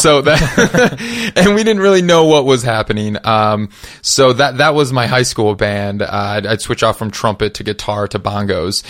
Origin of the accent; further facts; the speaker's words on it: Madison, Wisconsin, United States; moved away as an adult; also born or lived in Minneapolis, Minnesota; I grew up in Wisconsin